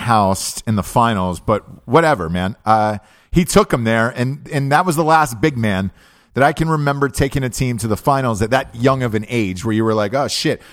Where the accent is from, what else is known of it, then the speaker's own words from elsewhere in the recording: Atlanta, Georgia, United States; I'm from Atlanta, Georgia